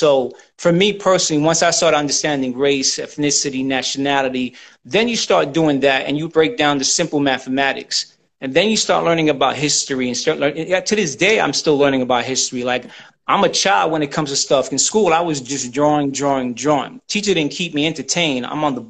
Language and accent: English; United States; See, my nationality is I'm American, you know, but I descend from Puerto Rico.